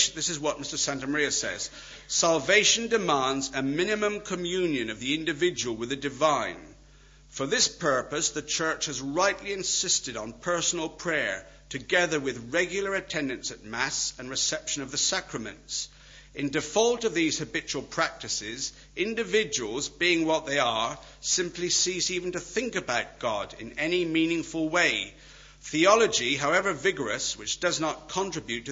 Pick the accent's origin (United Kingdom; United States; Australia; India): United Kingdom; Wales; I'm Welsh